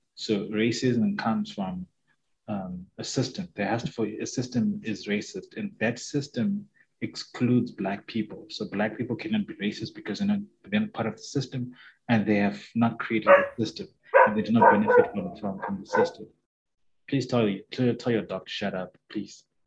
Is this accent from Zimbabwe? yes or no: yes; Zimbabwe; first language Shona; English is a second language; growing up in Zim, we experienced very little, very limited racism